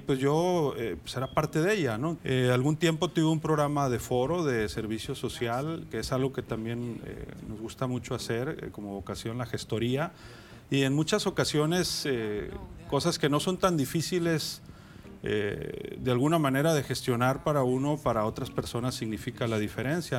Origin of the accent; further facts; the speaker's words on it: Guasave, Sinaloa, Mexico; moved away as an adult; also born or lived in Badiraguato, Sinaloa / Los Mochis, Sinaloa; now in Culiacán, Mexico; mi identidad es guasavense. Crecí en Guasave.